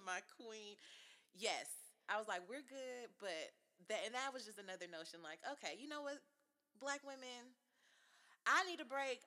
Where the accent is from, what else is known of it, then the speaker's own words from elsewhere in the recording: Los Angeles, California, United States; I grew up in Los Angeles, so I don't know too many people with nannies.